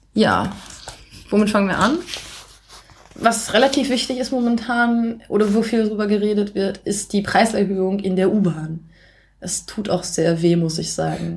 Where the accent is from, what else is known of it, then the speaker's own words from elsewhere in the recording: near Osnabrück, Lower Saxony, Germany; moved away as an adult; also born or lived in Shanghai, China; now in Beijing, China; Also ich komme aus der Nähe von Osnabrück